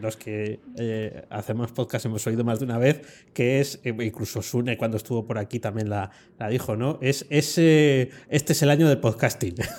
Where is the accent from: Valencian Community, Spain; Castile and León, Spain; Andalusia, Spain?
Castile and León, Spain; Province of Valladolid; en la provincia de Valladolid. Voy a hacer un poco promoción de mi tierra